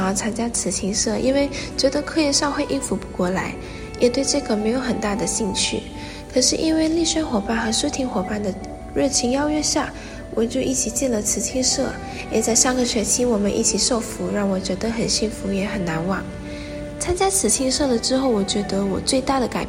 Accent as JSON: {"language": "Chinese", "country": "Malaysia", "said": "来自马来西亚。"}